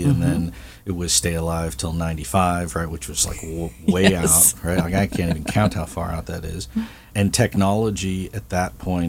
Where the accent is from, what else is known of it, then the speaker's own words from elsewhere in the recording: Midwest, United States; Like I came from the Midwest and I didn't leave at 5 o'clock, but it was a ghost town.